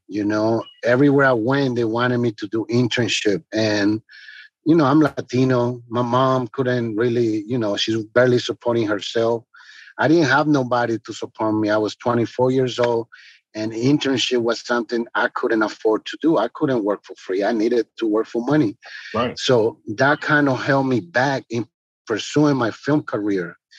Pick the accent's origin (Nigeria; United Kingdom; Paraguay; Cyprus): Paraguay; now in Washington, D.C., United States; I'm originally from Paraguay, but the US is my second country, and my city is Washington, D.C.